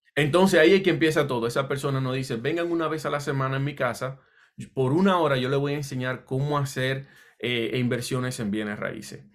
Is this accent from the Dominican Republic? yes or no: yes; Dominican Republic; also born or lived in Puerto Rico; now in New Jersey, United States; yo soy de la República Dominicana y llegué un tiempo a vivir en Puerto Rico y de acá vine a New Jersey por una oportunidad de trabajo, ya, ya yo estaba comenzando como a los 20 años.